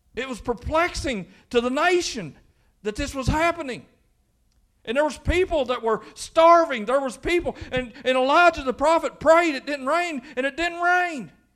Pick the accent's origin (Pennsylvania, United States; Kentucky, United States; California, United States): Kentucky, United States; Quincy; growing up in Quincy, Kentucky